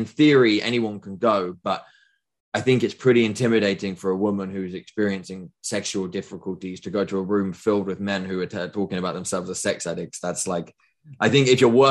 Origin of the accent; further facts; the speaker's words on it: United Kingdom; I'm from Britain